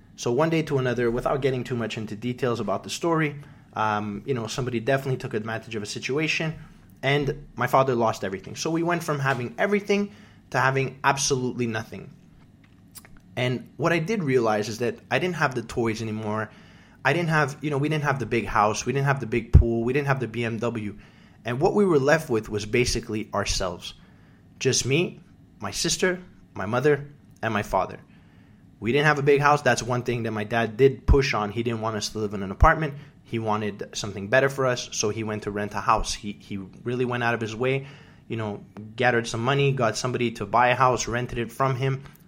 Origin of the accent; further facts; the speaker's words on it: Canada; now in United States; my first Memorial Day as a Canadian